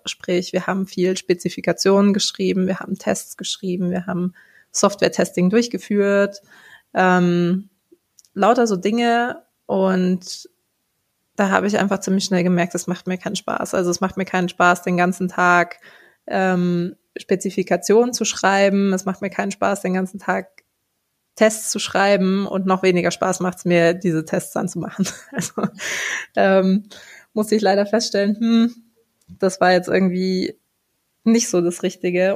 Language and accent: German; Munich, Bavaria, Germany; Ich bin ein Münchner Kindel, also in München geboren und aufgewachsen.